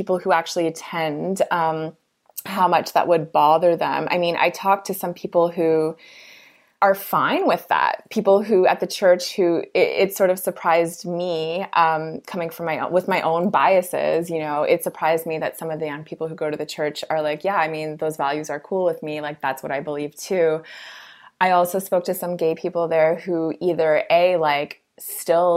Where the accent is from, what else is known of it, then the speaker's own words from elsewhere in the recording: Toronto, Ontario, Canada; as a Canadian who's grown up and lived in Toronto my whole life